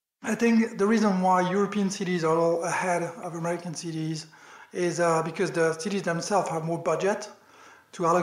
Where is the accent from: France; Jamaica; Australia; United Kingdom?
France; accent: French; English is a second language; moved away as an adult; also born or lived in Washington, DC, United States; now in New York, United States; I'm French, as you might hear from my accent. I moved to the US 12 years ago now